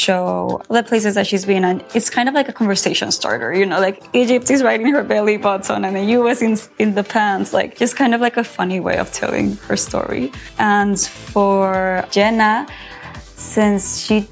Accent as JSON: {"language": "English", "country": "Mexico", "tie": "born or raised there", "said": "My mom is Mexican. My dad is American, but I grew up in Mexico"}